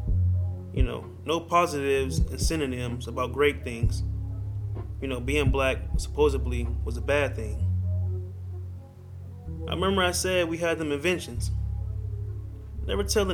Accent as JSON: {"language": "English", "town": "Youngstown", "region": "Ohio", "country": "United States", "moved": "yes", "lives_now": "Los Angeles, United States", "said": "I come from the Cleveland area. I come from Youngstown, Ohio, the 330 area"}